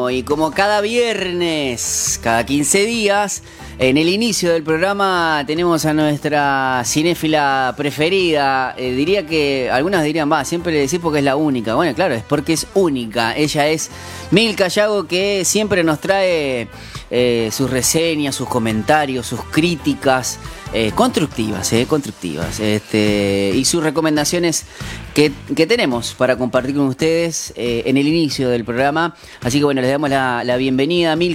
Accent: Córdoba, Argentina; accent: Cordobés; Soy cordobés y ando sin

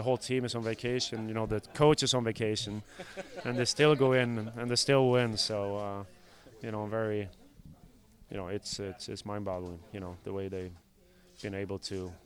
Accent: Sweden; moved away

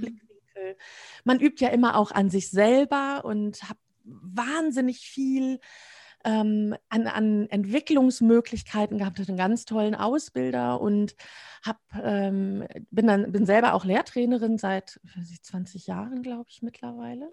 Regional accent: Münsterland, North Rhine-Westphalia, Germany; now in Dortmund, Germany; ich wohne in Dortmund, bin gebürtige Münsterländerin

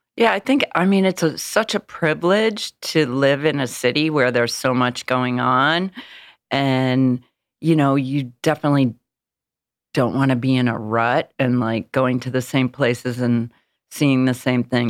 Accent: Illinois, United States; now in New York, United States; I'm from Illinois, I'm from a small town

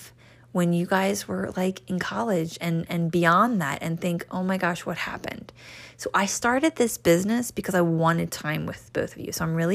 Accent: New Jersey, United States; born or raised there

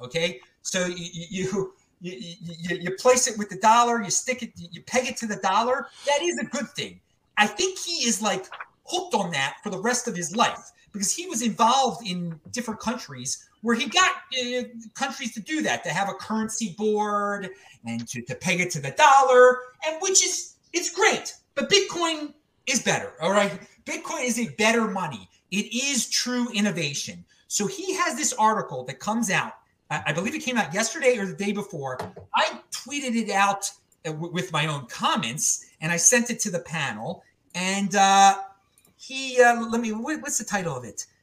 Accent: Baltimore, Maryland, United States; moved away; I'm from Baltimore originally.

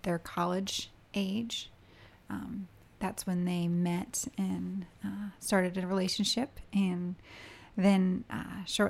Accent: Richmond, Virginia, United States; I grew up in Richmond, Virginia

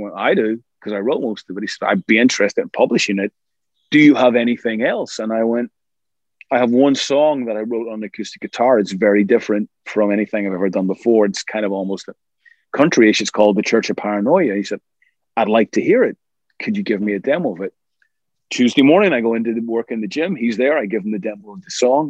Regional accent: Ireland; We're both Irish

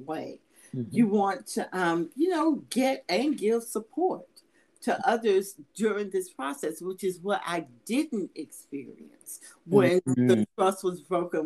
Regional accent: Atlanta, Georgia, United States; I'm from Atlanta

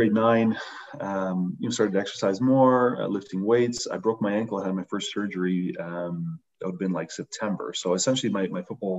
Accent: London, Ontario, Canada; Yeah, I think London's been a very interesting city. When you kind of compare it to most across Canada, we seem to have a very strange density of retired athletes that end up being great coaches.

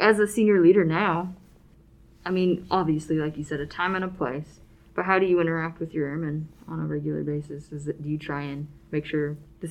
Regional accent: Alaska, United States; moved away; I'm from Alaska, and we would drive the Alcan and come down to the lower 48.

